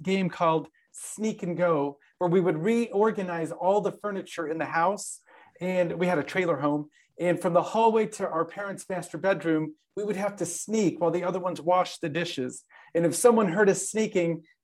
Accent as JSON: {"language": "English", "town": "Alamo", "region": "Nevada", "country": "United States", "tie": "born or raised there", "said": "I actually grew up in a very small town north of here called Alamo, Nevada."}